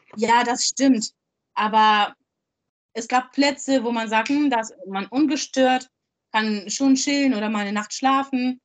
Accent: Germany; moved away as an adult; now in Hamburg, Germany; Ich komme aus dem Dorf, aus dem, aus dem Harz.

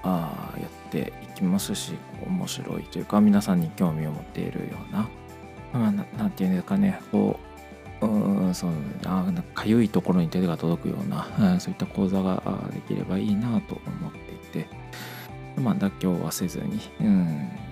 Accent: Kochi, Japan; 7月はですね地元の高知県で、えーネゴシリアスプレーのワークショップのファシリテーターをさせてもらう機会があったり

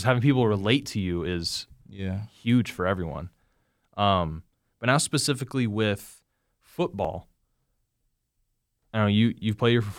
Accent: Indiana, United States; I mean, granted, I'm from Indiana, and, you know, Indiana Wesleyan's only an hour and a half from me or from my house

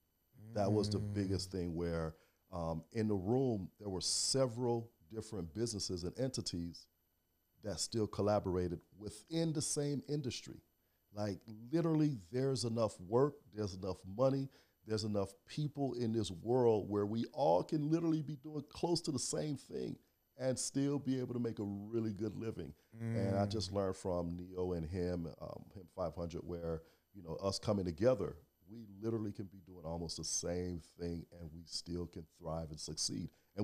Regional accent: Miami, Florida, United States; also born or lived in Haiti (ancestry) / Alabama / Iowa; Born and raised in Miami, Florida. Attended college, Alabama A&M, and in Iowa. But after college, came back home

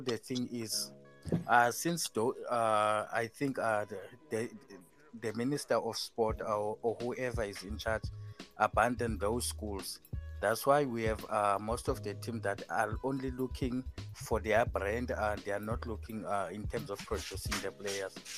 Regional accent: South Africa

